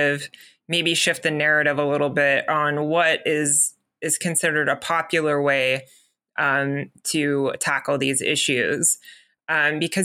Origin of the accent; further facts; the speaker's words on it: the South, United States; I grew up in the South